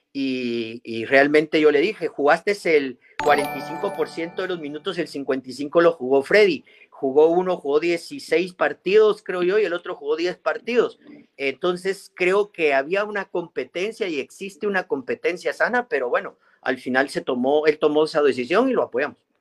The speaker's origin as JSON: {"language": "Spanish", "country": "Guatemala", "said": "todos somos guatemaltecos"}